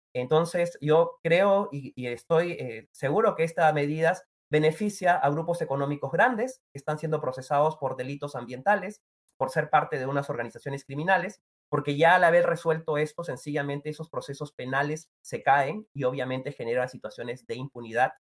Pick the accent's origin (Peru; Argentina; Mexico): Peru; todos somos peruanos y peruanas